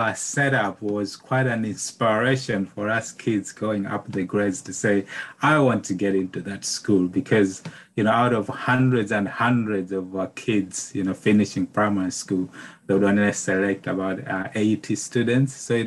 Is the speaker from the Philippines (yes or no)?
no; Malawi; moved away; I'm originally from Malawi, which is, you know, in Southern Africa. So I grew up there